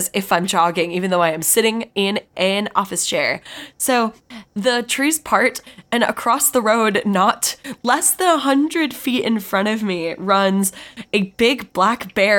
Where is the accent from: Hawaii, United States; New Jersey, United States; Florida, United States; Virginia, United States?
Virginia, United States; moved away; I'm from Virginia. I'm from a pretty rural, like specifically my house is in a pretty rural part of Virginia, like kind of where a bunch of farms are. Yeah, we live in a field.